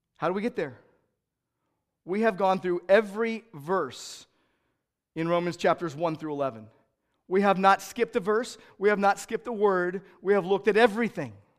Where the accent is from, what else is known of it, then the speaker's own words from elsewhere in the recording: United States; I'm an American